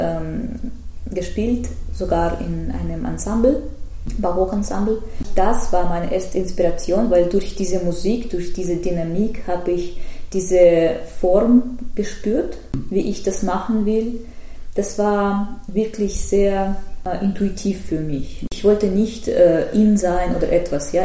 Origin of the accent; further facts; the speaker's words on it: Tver, Tver Oblast, Russia; German is a second language; moved away; ich bin äh, ursprünglich aus Tver, das ist mhm. zwischen Moskau und Petersburg